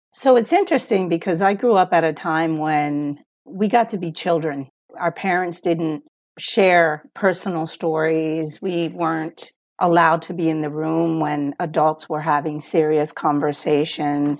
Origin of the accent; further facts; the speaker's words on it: Puerto Rico; moved away as an adult; also born or lived in United States; I was born in Puerto Rico, but we moved to the U S, and then I grew up in the U S, for part of my life, and then at thirteen, we moved back to Puerto Rico, and I was there through college